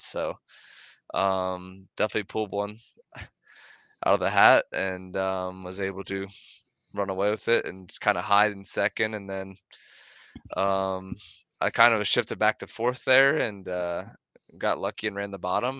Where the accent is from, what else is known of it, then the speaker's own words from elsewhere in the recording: Millersburg, Pennsylvania, United States; Millersburg, PA